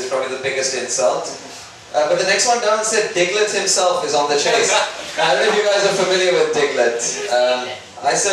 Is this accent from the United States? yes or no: no; Sri Lanka; moved away as an adult; now in United Kingdom; I come from a third world country. I come from Sri Lanka.